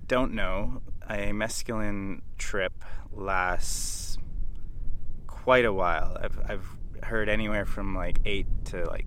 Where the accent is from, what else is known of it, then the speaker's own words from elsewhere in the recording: Canada; now in Australia; I'm Canadian, who's currently living in Australia.